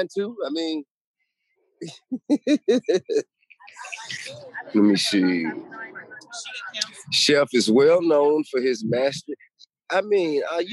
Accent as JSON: {"language": "English", "town": "Atlanta", "region": "Georgia", "country": "United States", "said": "I'm from Atlanta."}